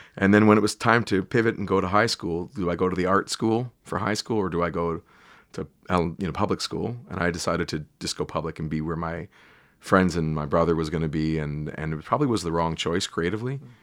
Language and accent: English; Canada; I'm Canadian